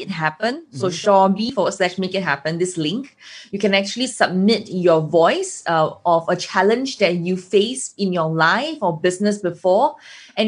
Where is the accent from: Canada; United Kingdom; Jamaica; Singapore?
Singapore; I'm from Singapore.